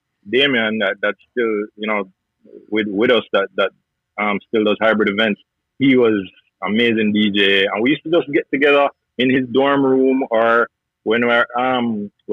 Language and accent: English; Jamaica; now in United States; growing up in Jamaica